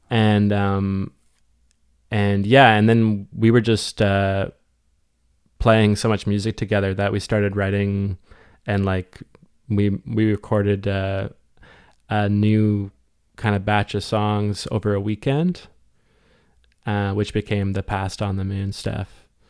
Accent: Westport, Ontario, Canada; moved away as an adult; also born or lived in Cobourg, Ontario / Ottawa / Halifax / Toronto; now in St. John's, Canada; somewhere in the middle of elementary, I moved to Westport, Ontario, uh, which is a small town, like, north of, um, Kingston, about forty-five minutes

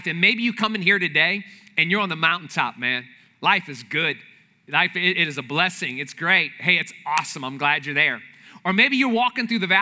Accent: New Orleans, Louisiana, United States; I'm from the New Orleans area

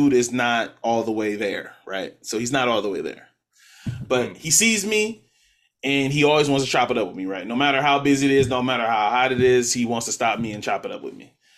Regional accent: West Coast, United States; And I'm like, I'm from the West Coast. That's my guy.

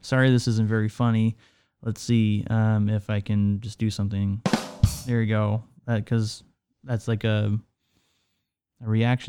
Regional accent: Canada; now in United States; Now, yes, I am Canadian, and this is not the most severe snow that I've experienced nor seen, and I haven't even lived in Canada that long.

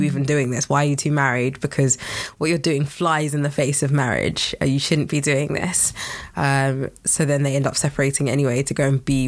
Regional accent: Nigeria; I'm Nigerian

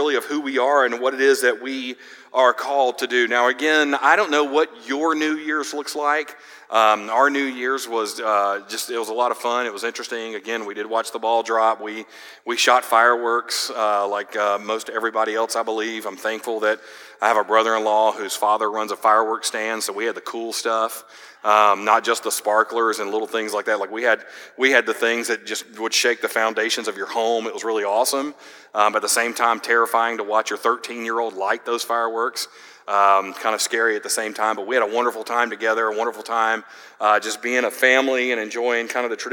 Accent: Georgia, United States; I grew up in Georgia.

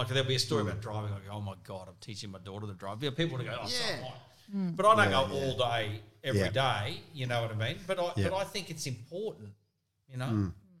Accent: Brisbane, Queensland, Australia; Born and bred in Brisbane.

